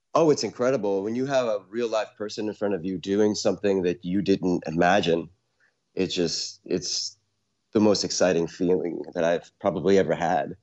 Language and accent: English; Syracuse, New York, United States; now in New York City, United States; I was born in Syracuse, born and raised mm-hmm. in Syracuse, New York